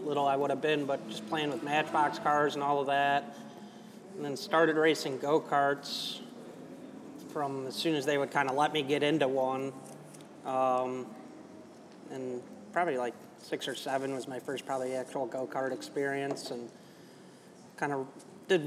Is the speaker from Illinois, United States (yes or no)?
yes; Chicago, Illinois, United States; I grew up in Wicker Park in Chicago